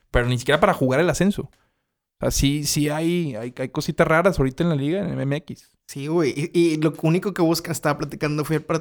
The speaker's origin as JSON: {"language": "Spanish", "area": "Monterrey", "region": "Nuevo León", "country": "Mexico", "tie": "born or raised there"}